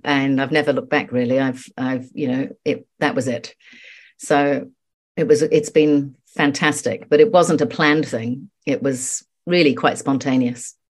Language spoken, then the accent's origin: English; England, United Kingdom; moved away as an adult; now in New Zealand; I'm actually English, and I've lived in New Zealand for thirty-six years, but I come back very regularly. My mother lives here, and I've got loads of, of friends still, um, all my old school friends.